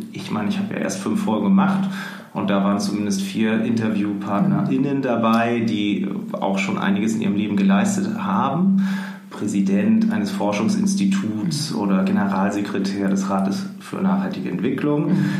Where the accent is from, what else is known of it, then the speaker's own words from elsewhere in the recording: Hamburg, Germany; wir sind äh, in Hamburg aufgewachsen oder also ich ähm, in Rissen, Hamburg-Rissen